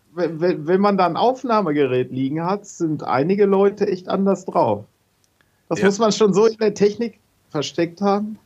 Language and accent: German; Hagen, North Rhine-Westphalia, Germany; moved away as an adult; also born or lived in Letmathe / Hohenlimburg; now in Witten, Germany; ich bin geboren in Letmate, habe äh, Jahrzehnte in Hagen gewohnt und bin jetzt nach Witten gezogen